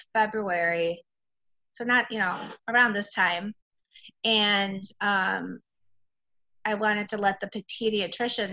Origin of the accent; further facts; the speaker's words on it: Chicago, Illinois, United States; moved away as an adult; now in Merrimac, United States; I am originally from the Chicago area